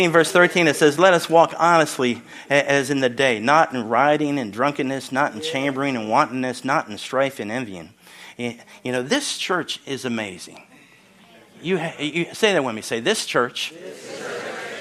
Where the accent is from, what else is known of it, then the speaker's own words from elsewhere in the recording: Philadelphia, Pennsylvania, United States; moved away; also born or lived in Syracuse, New York / Pittsburgh, Pennsylvania; Because I was born in Syracuse, lived in Philadelphia, grew up in Philadelphia, and I'm more of a Pittsburgher now.